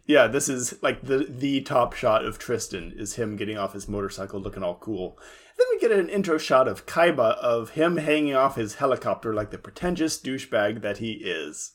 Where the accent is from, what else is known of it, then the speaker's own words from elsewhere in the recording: Central California, United States; in my hometown, which is, of course, in Central California